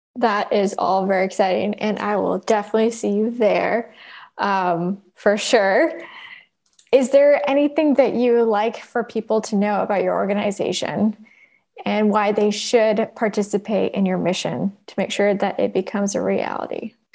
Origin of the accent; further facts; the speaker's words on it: Oakland, California, United States; I grew up in Oakland